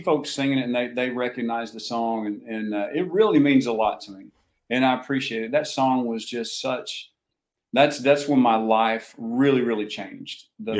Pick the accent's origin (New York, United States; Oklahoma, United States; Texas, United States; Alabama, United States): Oklahoma, United States; I grew up in Oklahoma.